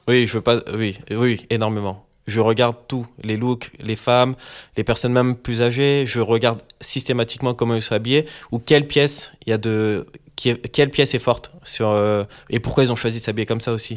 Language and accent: French; Paris, Île-de-France, France; je suis parisien